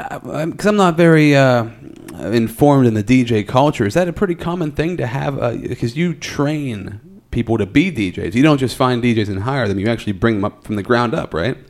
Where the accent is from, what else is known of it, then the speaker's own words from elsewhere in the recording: Altoona, Pennsylvania, United States; I'm from Altoona, and that's kind of what Altoona has always been